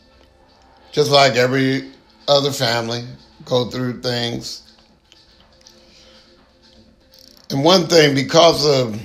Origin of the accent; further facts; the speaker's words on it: San Jose, California, United States; also born or lived in San Francisco; now in Stockton, United States; I was born in San Francisco, grew up in San Jose